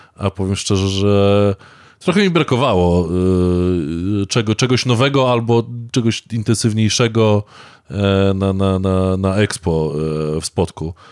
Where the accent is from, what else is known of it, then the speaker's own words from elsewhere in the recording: Warmian-Masurian Voivodeship, Poland; Ja jestem Mazur